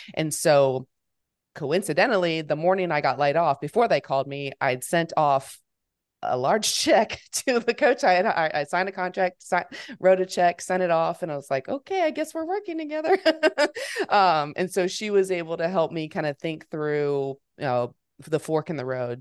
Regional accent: Fort Worth, Texas, United States; moved away as an adult; also born or lived in Memphis, Tennessee; I'm born and raised in Fort Worth, I'm back here now after college

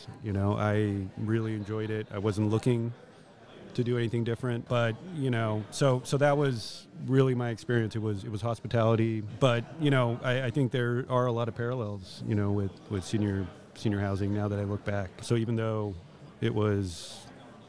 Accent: Southern California, United States; also born or lived in San Francisco; the same home I grew up in Southern California

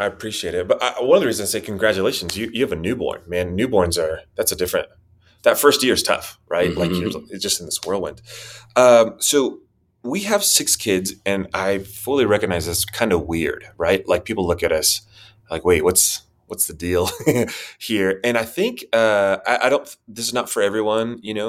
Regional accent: Spain; also born or lived in Costa Rica / Chile; I was born in Costa Rica, and their father was a diplomat or a doctor or a missionary. So a lot of language training schools there. That's where I was born. Moved to Chile. But I was raised mostly in Spain.

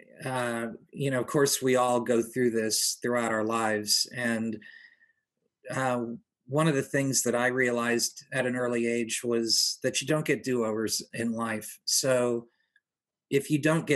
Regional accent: Pompano Beach, Florida, United States; also born or lived in New Haven, Connecticut; After moving to South Florida, growing up in Pompano

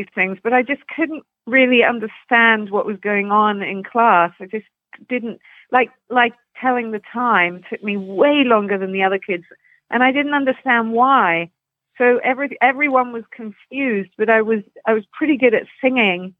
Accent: London, United Kingdom; now in Canada; I grew up in Putney, which is just on the outskirts, kind of southwest London, and near Surrey

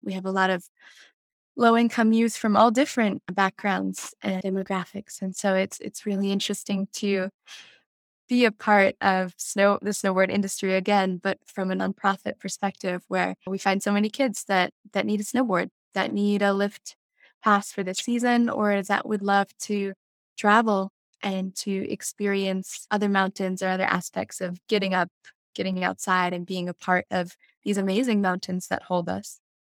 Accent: Jackson, Wyoming, United States; growing up in Teton County

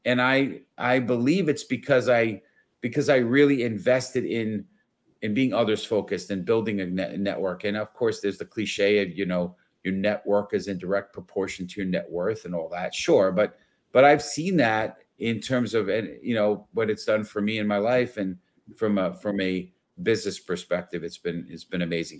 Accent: New York City, New York, United States; I was born and raised in the Bronx.

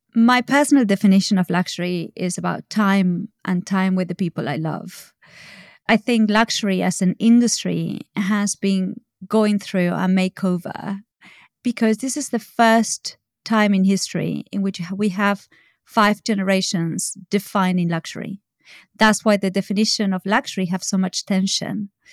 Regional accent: Argentina; now in United Kingdom; I'm from Argentina

